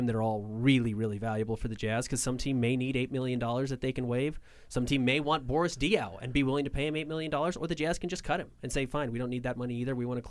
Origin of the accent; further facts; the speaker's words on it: Salt Lake City, Utah, United States; I mean, I grew up in Salt Lake. Right. I'm from here.